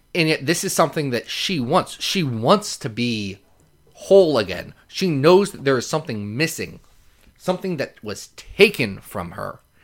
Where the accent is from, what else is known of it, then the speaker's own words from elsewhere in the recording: Lexington, Kentucky, United States; I was born in Lexington